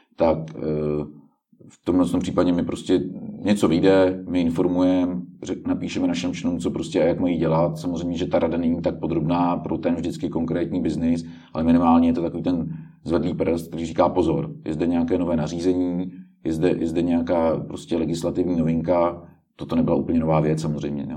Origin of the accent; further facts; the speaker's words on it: Czechia; my jsme Češi